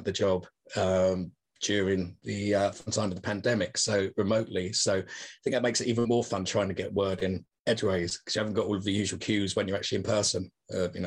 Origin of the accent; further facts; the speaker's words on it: Chelmsford, East of England, United Kingdom; I am from Chelmsford in Essex.